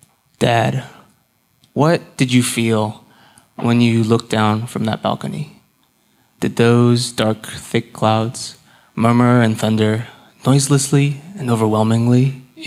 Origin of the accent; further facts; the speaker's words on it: Houston, Texas, United States; also born or lived in Austin, Texas; I am from Houston. I grew up in the Clear Lake area